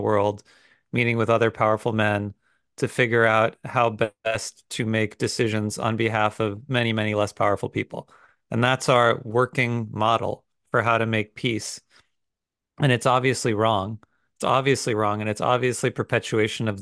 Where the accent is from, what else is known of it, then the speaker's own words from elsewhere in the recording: United States; me as a American Jew